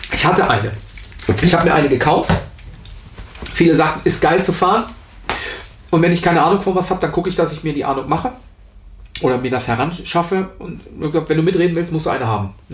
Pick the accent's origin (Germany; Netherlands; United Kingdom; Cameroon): Germany; Rhineland; Was dich per se als Rheinländer, ich versuche jetzt auch Hochdeutsch zu sprechen, aber der rheinische Junge, der ähm, bimmelt halt immer raus.